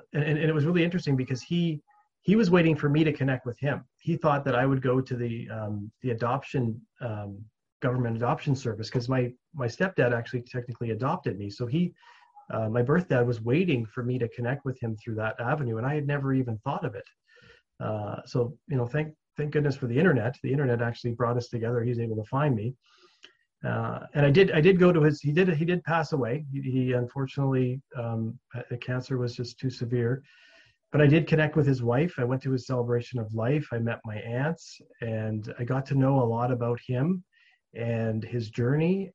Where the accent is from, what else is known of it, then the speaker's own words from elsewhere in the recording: Williams Lake, British Columbia, Canada; I grew up in Williams Lake, the town I grew up in.